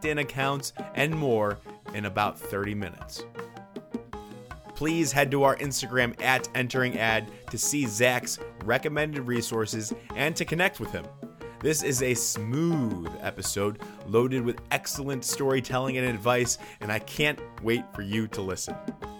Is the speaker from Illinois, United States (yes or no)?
yes; Chicago, Illinois, United States; I'm from Chicago